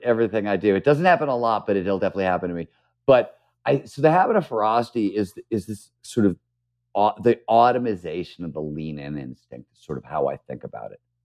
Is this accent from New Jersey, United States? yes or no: no; Cleveland, Ohio, United States; born or raised there; moved away; also born or lived in San Francisco